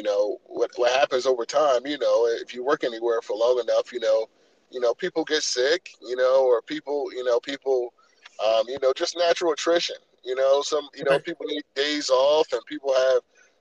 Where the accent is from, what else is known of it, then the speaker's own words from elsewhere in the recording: Salisbury, Maryland, United States; I'm from Salisbury.